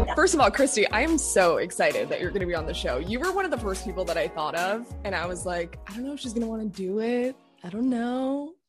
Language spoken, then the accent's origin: English; South Florida, United States; I'm from Florida. So I'm from South Florida